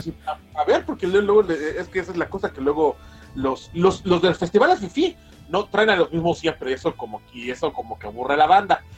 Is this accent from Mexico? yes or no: yes; Mexico